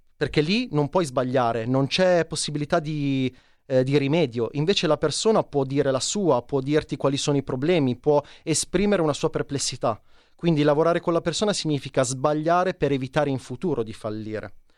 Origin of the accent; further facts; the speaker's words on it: Casorate Primo, Lombardy, Italy; Io sono di Casorate Primo, provincia di Milano, molto esterna, periferica